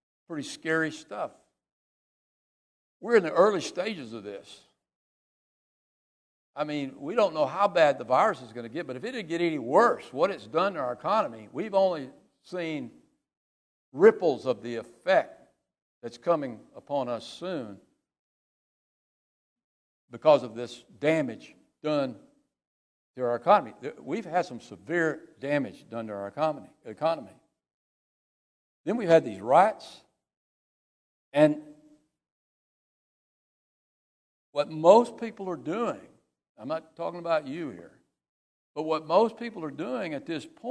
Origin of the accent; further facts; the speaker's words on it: United States; As an American